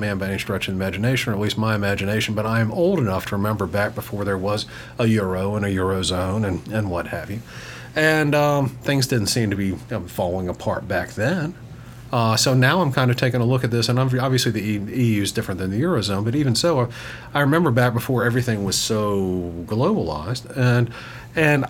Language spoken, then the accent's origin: English; United States; as an American